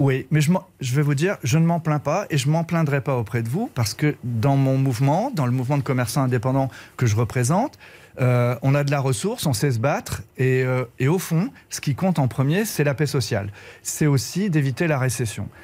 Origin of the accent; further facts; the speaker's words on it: Brittany, France; Je suis breton